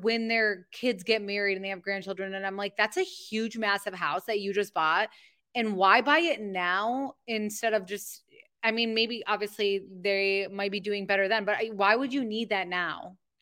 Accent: Michigan, United States; we're from Michigan

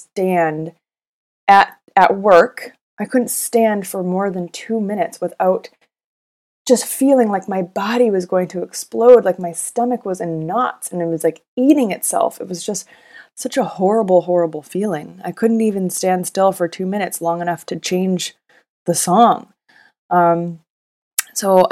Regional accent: Vancouver, British Columbia, Canada; moved away as an adult; also born or lived in Los Angeles, United States; I grew up in Vancouver, but I spent most of my young adult life living in LA.

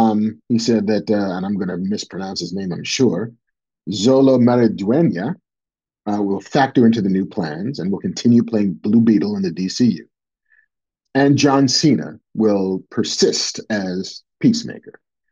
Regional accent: United Kingdom; As a Brit, James Bond is a bit of a sort of national treasure that Brits get to handle every now and again.

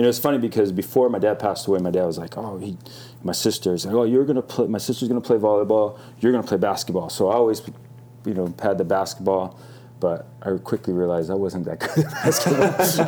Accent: Hermosa Beach, California, United States; also born or lived in Hawaii; I was born in Hawaii. I grew up. I, we moved over quite when I was a young kid, and I grew up here in Hermosa Beach

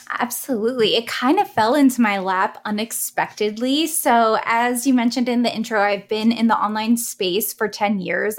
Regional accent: East Coast, United States; I'm from the East Coast

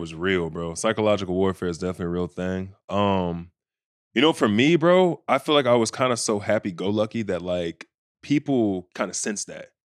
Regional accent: Bedford, Texas, United States; moved away as an adult; also born or lived in Indiana; I'm from Bedford, Texas, so it's not like we have, like, a big, like, eyes on us everywhere

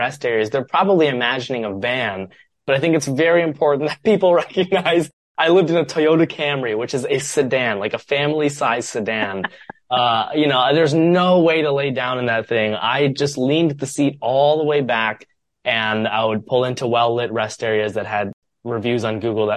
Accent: Columbus, Ohio, United States; moved away as an adult; also born or lived in Chicago; my hometown, Columbus, Ohio

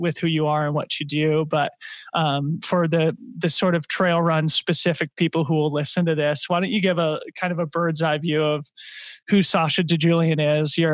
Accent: Boulder, Colorado, United States; now in Portland, United States; I grew up in Boulder. We live in Portland now

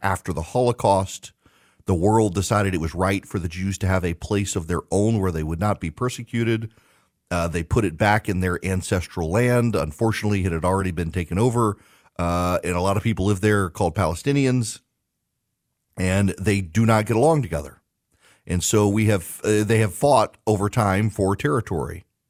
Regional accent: Dubai, United Arab Emirates; I grew up in Dubai.

